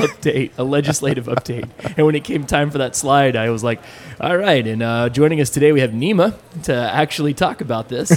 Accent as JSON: {"language": "English", "region": "Texas", "country": "United States", "said": "I'm a Texan, tried and true"}